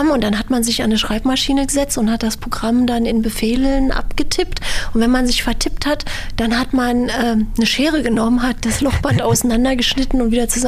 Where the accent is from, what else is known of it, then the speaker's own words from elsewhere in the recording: Berlin, Germany; in Berlin aufgewachsen aufgewachsen, bin hier zur Schule gegangen